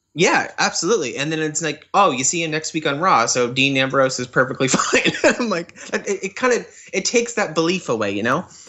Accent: Canada; I'm Canadian.

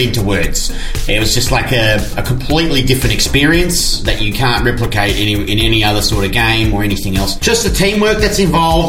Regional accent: Australia; it's not easy being Australian

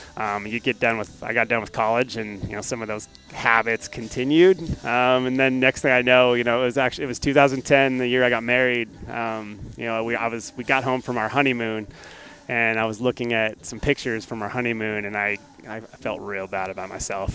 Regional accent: Alaska, United States; moved away as an adult; also born or lived in North Dakota / Oklahoma / Houston / Pennsylvania; now in Bay Area, California, United States; I was born and raised in Alaska.

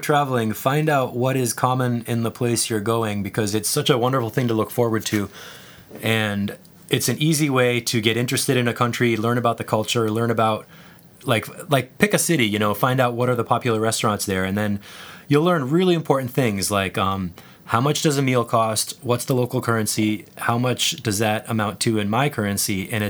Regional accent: United States; moved away as an adult; also born or lived in Czech Republic; generally being an American helped

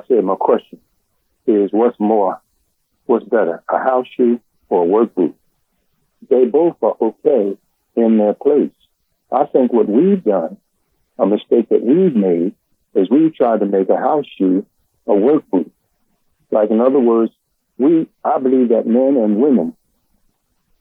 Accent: Philadelphia, Pennsylvania, United States; I was born in South Philly, and I went to murder school and on 5th and 6th Ward and all

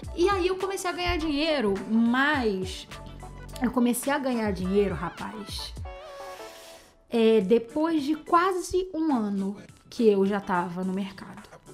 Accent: Rio de Janeiro, Brazil; eu sou carioca

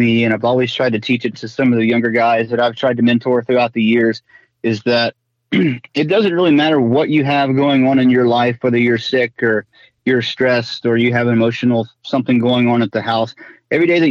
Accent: Virginia, United States; moved away as an adult; also born or lived in Orlando, Florida; back in Virginia, my hometown

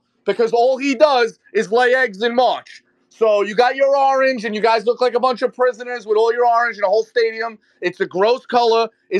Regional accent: New York City, New York, United States; I'm from New York

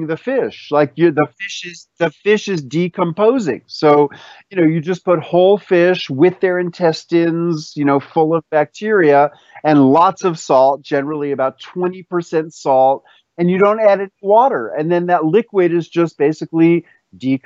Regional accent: New York City, New York, United States; the pickles that I grew up with in New York City

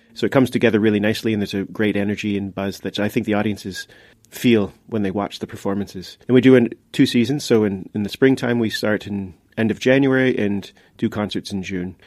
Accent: Canada; moved away as an adult; now in Luxembourg; I'm from Canada, and I've lived in Luxembourg for seventeen years

